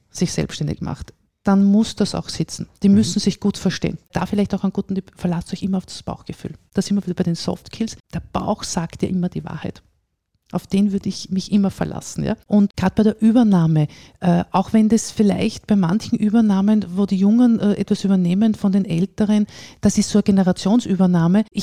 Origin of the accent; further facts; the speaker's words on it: Vienna, Austria; now in Salzburg, Austria; ich bin auch Wienerin. Ja? Ich, ich komme aus Wien, lebe aber jetzt, wie gesagt, seit äh, 20 Jahren hier, fühle mich als Salzburgerin.